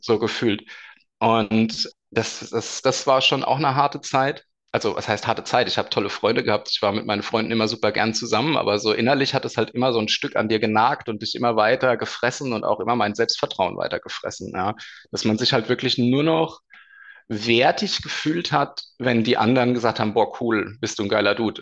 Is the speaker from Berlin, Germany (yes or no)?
no; Darmstadt, Hesse, Germany; also born or lived in Bavaria (Munich/Rosenheim area); now in Bavaria, Germany; komme gebürtig aus Darmstadt, lebe jetzt seit längerem schon in Bayern